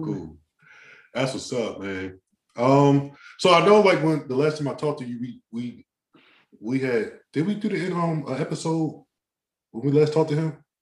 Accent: Maryland, United States; I'm from Maryland

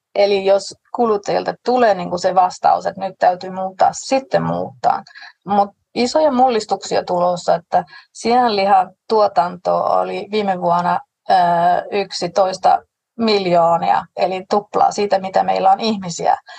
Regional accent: Denmark; olen tanskalainen

